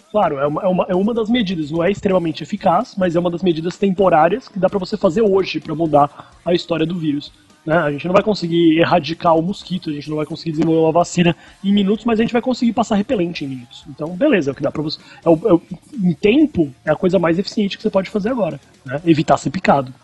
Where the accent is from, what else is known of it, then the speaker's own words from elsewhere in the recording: Brazil; moved away; porque eu sou brasileiro